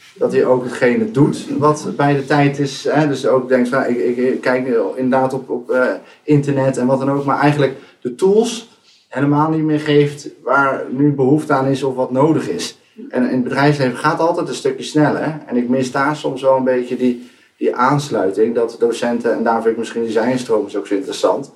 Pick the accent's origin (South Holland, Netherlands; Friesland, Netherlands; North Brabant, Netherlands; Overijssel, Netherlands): South Holland, Netherlands; Rotterdam; now in Enschede, Netherlands; kom eigenlijk al uit Rotterdam, maar ik woon de laatste jaren in Enschede.